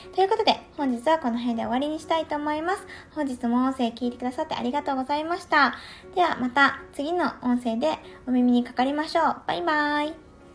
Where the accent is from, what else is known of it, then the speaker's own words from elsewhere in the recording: Tohoku, Japan; 東北出身な